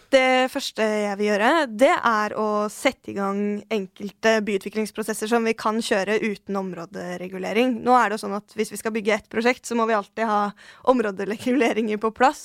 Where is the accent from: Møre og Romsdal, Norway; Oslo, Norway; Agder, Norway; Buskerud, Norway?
Oslo, Norway; jeg er født og oppvokst på Tøyen. der har jeg bodd hele livet.